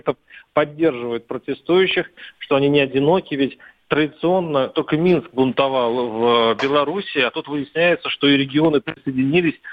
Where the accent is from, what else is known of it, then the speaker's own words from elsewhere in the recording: Russia; когда люди э, на площади узнают, что мы из России